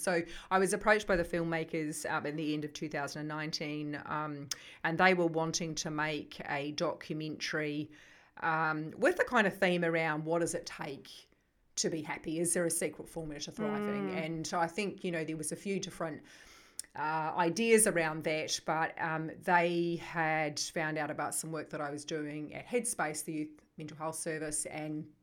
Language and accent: English; New Zealand; accent: New Zealand; moved away as an adult; now in Melbourne, Australia; I come originally from New Zealand. I still have that accent despite having been in Melbourne now for 23 years. I grew up on a farm in New Zealand.